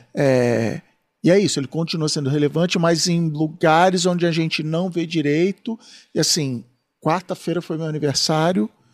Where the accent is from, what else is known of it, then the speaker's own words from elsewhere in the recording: Rio de Janeiro, Brazil; Eu, como sou do Rio